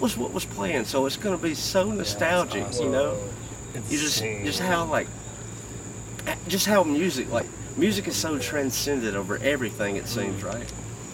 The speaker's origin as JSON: {"language": "English", "region": "Alabama", "country": "United States", "tie": "born or raised there", "moved": "yes", "said": "I come from Alabama, small town, like population a little bit over 300"}